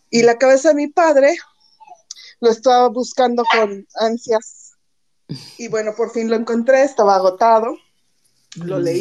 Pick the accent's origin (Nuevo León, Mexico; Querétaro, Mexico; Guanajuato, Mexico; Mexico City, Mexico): Mexico City, Mexico; born there; now in Xalapa, Mexico; Yo vivo ahora en Veracruz, bueno, en Jalapa, Veracruz, pero nací en DF y todas mis vacaciones y todo fueron en el DF